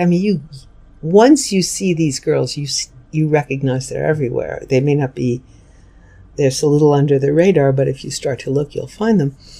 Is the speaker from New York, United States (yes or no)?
yes; New York City, New York, United States; I grew up in New York City. I lived there till I went to college at 18